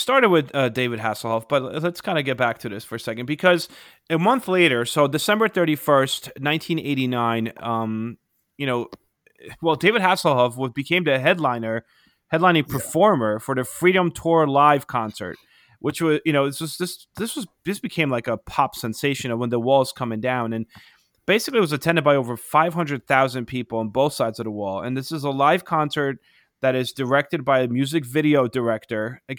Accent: Poland; English is a second language; But I remember when I was growing up in Poland, there used to be a German magazine, which is actually still around today.

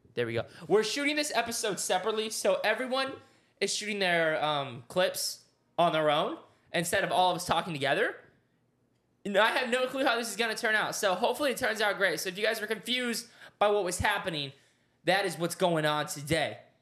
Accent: Oklahoma, United States; I grew up in Oklahoma. I was a small town boy

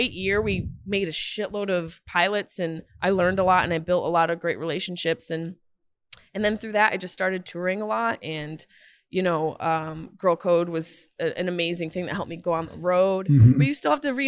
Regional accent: Syracuse, New York, United States; moved away as an adult; now in Los Angeles, United States; I grew up in Syracuse. I left when I was 18

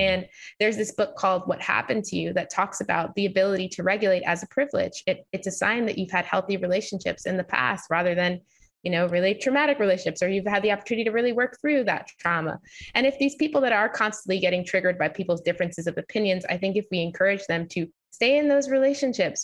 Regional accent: New York, United States; I grew up in New York, so I had never experienced racism

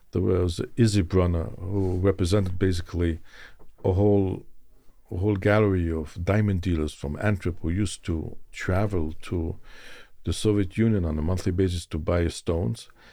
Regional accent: Zurich, Switzerland; moved away; also born or lived in Israel / Moscow, Russia; I was born in Switzerland, in Zurich.

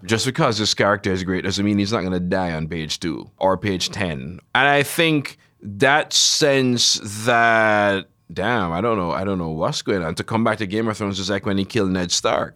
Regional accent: Jamaica; I grew up in Jamaica

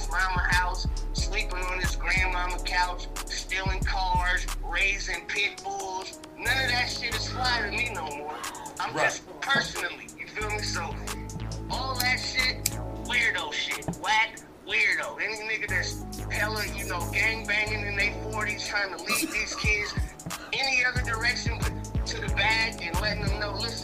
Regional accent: Los Angeles, California, United States; I'm from Los Angeles

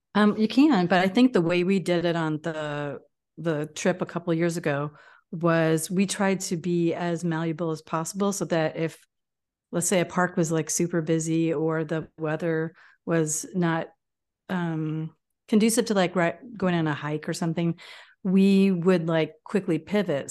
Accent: Illinois, United States; we're from Illinois

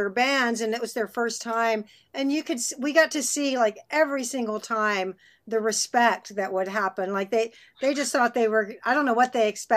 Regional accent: Austin, Texas, United States; moved away; also born or lived in London / Los Angeles; I grew up in Austin

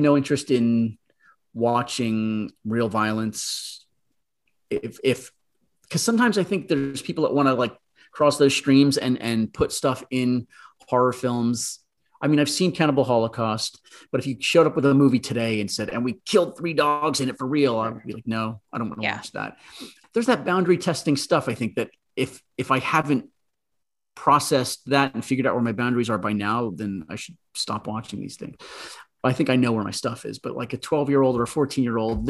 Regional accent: New Jersey suburbs, United States; I grew up in the New Jersey suburbs

